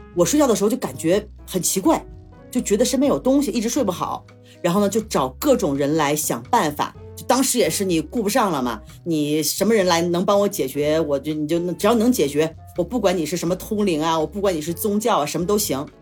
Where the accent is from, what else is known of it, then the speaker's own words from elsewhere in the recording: China; 因为我们中国人名字，其实我也记不住太多